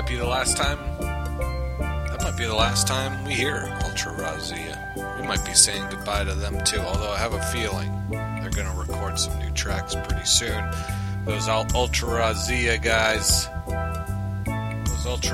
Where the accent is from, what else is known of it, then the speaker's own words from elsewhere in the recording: New York City, New York, United States; growing up in New York, around the city area